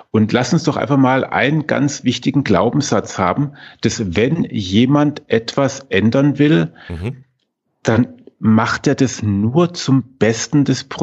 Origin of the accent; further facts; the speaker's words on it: Baden-Württemberg, Germany; Ähm, als Schwabe, ne?